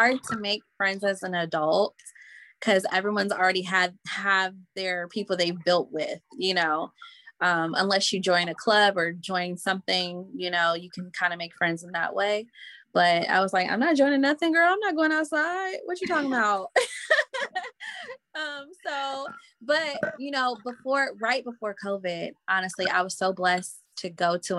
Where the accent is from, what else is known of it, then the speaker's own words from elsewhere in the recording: Indianapolis, Indiana, United States; moved away as an adult; now in Mississippi, United States; Indy is home, because I moved from Mississippi when I was 8. So I really grew up in Indiana, Indianapolis.